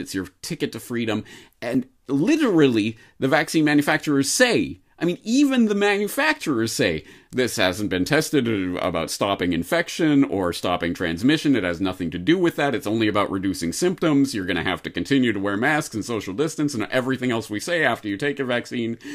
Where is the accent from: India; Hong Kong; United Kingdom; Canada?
Canada; now in Japan; a Canadian in Japan